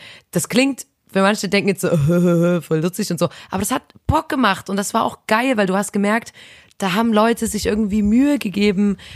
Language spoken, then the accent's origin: German; Chemnitz, Saxony, Germany; bei uns in Chemnitz